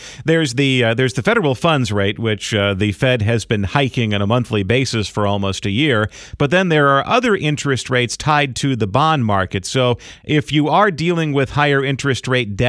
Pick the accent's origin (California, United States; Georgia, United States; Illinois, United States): Illinois, United States; Chicago; growing up in Chicago